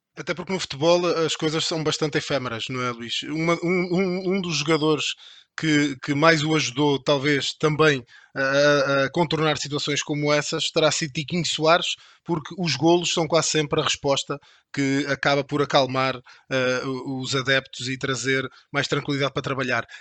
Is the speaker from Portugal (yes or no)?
yes; Portugal; accent: Portuguese; O meu sotaque denuncia-me, eu venho de Portugal